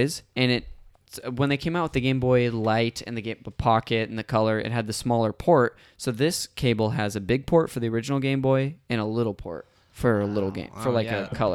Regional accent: Northern California, United States; moved away as an adult; I'm from Northern California

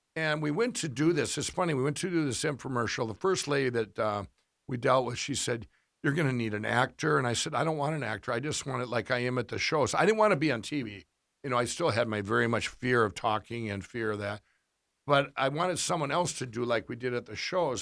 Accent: Minnesota, United States; I did this kiosk in Minnesota, uh, in our, one of our, it was about twenty miles, uh, fif, ten miles from my hometown

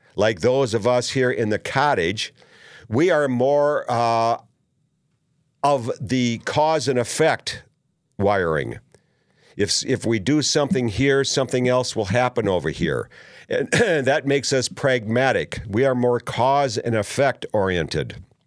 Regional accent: Minnesota, United States; as I was growing up in Minnesota

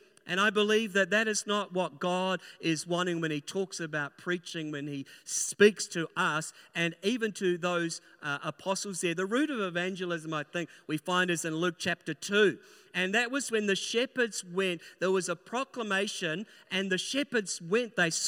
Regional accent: New Zealand; born there; now in Christchurch, New Zealand; I'm a New Zealander by birth, living in Christchurch, and both of my pastors were Australians. So I learned the accent

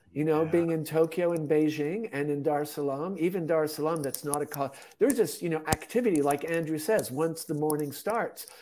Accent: Switzerland; moved away; also born or lived in Tanzania / China / Japan / Czech Republic; I'm originally from Switzerland, had lived in Europe

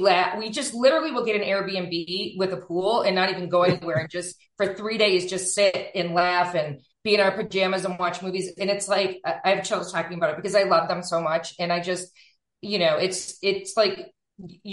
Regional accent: Buffalo, New York, United States; moved away; I am originally from Buffalo, New York, Western New York, and I'm always will be

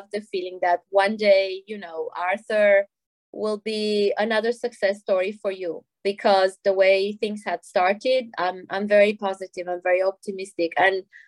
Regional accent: Romania; now in Belgium; my home country, Romania.

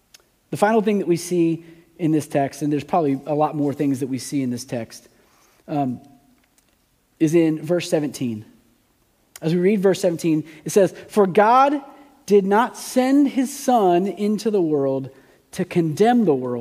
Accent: United States; as an American

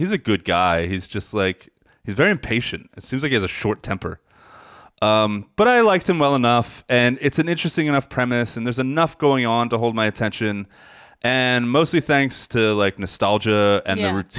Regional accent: McGuire Air Force Base, New Jersey, United States; I grew up in McGuire Air Force Base, which is more, I know a lot of New Jerseyans don't believe in central New Jersey.

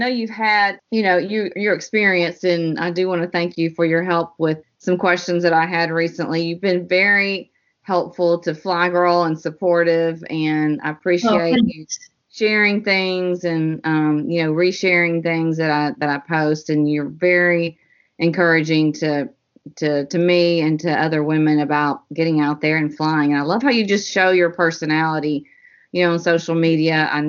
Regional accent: Jacksonville, Florida, United States; born there; I was born in Jacksonville.

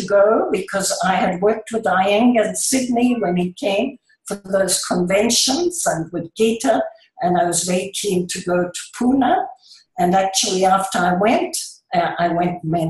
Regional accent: Indonesia; moved away; because I was born in the Far East in Indonesia

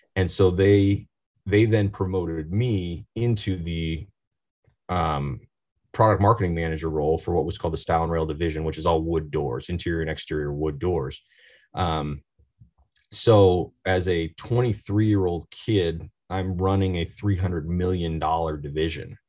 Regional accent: Oregon, United States; I'm from Oregon, born and raised

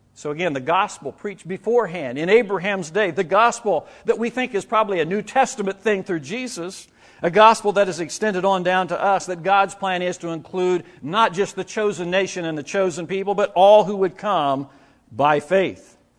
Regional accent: Indiana, United States; moved away; the area where I grew up in Indiana.

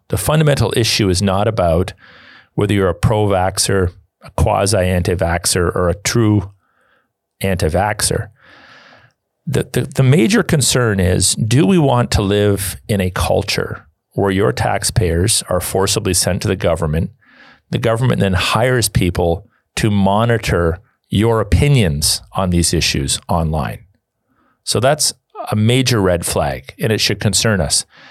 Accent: Canada; I'm a Canadian

